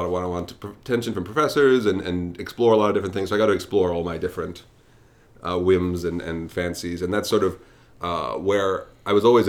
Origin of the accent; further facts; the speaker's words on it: New York City, New York, United States; I'm from Brooklyn. I'm a native.